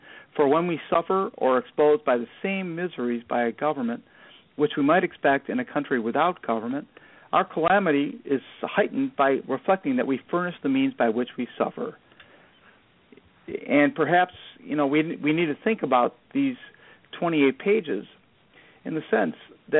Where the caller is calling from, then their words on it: Chicago, Illinois, United States; Hi. Good. Thanks. I'm in Chicago.